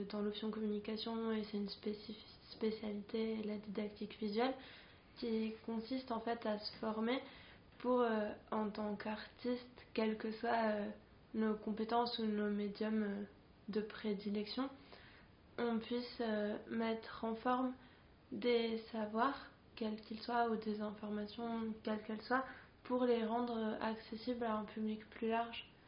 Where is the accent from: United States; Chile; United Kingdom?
Chile; Santiago, Santiago Metropolitan Region; moved away as an adult; now in France; moi j'ai grandi à Santiago au Chili. Je suis née, j'ai grandi là-bas. Euh, je suis arrivée en France en, bah, pour mes études en fait à 18 ans